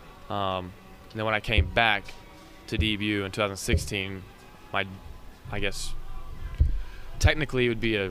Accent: Huffman, Texas, United States; So I went to a small high school in about an hour northeast of Houston. It's in Huffman.

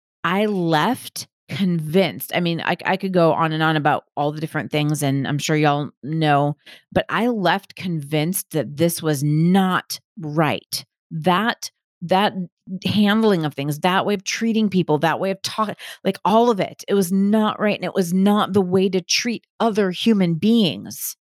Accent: Southern United States, United States; I grew up conservative Christian in the Bible Belt.

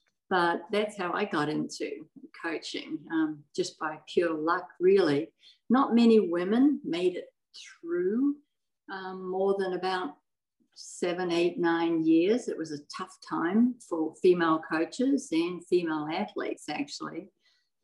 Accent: New Zealand; moved away as an adult; now in United States; I was born in New Zealand

